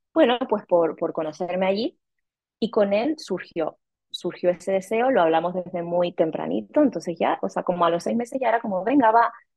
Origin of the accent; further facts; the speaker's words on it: Canary Islands, Spain; also born or lived in Madrid, Spain / Mexico City, Mexico; now in Rome, Italy; soy canaria española